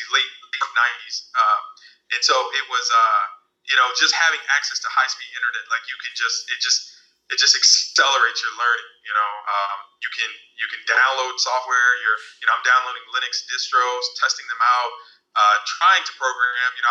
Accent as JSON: {"language": "English", "region": "Maryland", "country": "United States", "moved": "as an adult", "lives_now": "San Francisco, United States", "said": "so I let people know that I'm from the East Coast. I moved to San Francisco from Maryland, and I was in the DMV area for a while, you know, including college, so a good amount of time."}